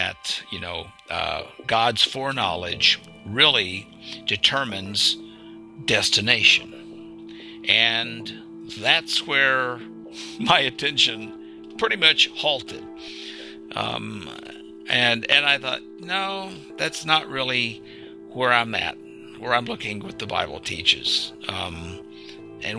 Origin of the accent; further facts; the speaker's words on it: Arkansas, United States; I grew up in Arkansas